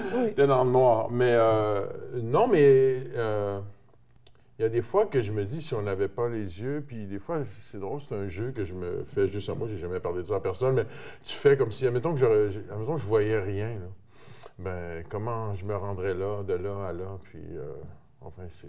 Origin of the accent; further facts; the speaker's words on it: Terrebonne, Quebec, Canada; mon père est de, de Terrebonne, alors j'ai grandi à Terrebonne